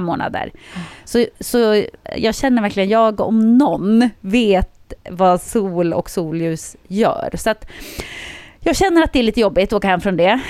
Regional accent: Jokkmokk, Norrbotten County, Sweden; moved away; jag är ju uppväxt i Jokkmokk.

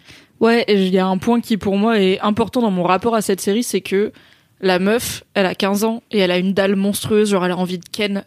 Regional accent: France; en tant que Français

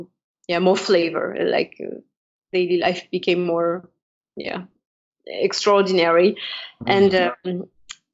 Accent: Paris, Île-de-France, France; I'm French, I was born in Paris, born and raised in Paris

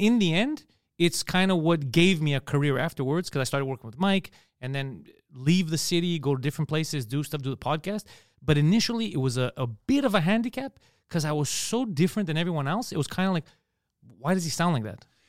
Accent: Montreal, Quebec, Canada; accent: Park X Greek accent; it's a Park X Greek accent. There's a neighborhood here called Park

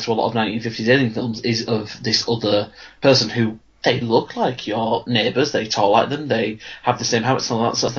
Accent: United Kingdom; we're British

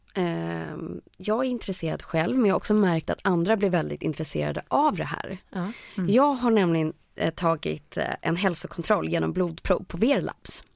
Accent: Lidingö, Stockholm County, Sweden; på Lidingö då, då, där jag kommer ifrån

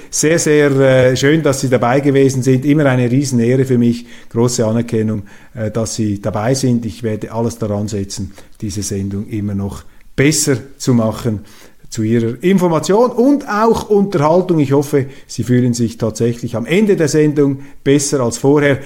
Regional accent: Switzerland; als Schweizer

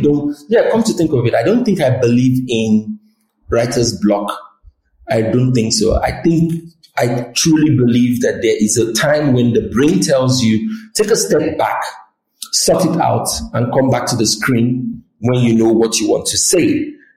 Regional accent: Nigeria; I'm Nigerian

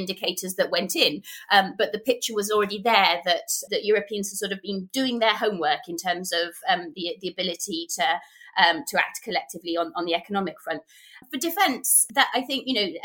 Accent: United Kingdom; being British

